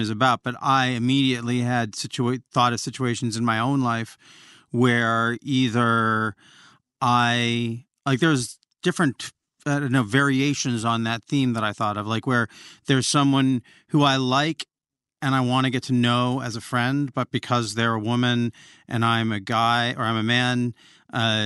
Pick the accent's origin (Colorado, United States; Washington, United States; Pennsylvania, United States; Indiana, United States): Washington, United States; Olympia; I grew up in Olympia, Washington, and Riot Girl culture